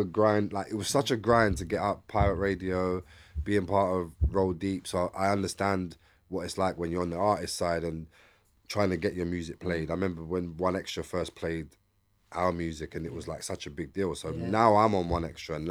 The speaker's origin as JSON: {"language": "English", "region": "London", "country": "United Kingdom", "said": "I'm from East London"}